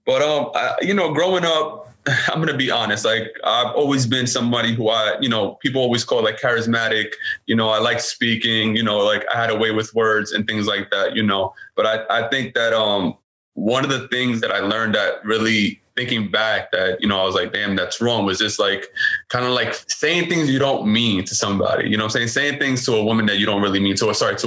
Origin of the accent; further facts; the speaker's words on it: New York City, New York, United States; I was born and raised in Brooklyn, New York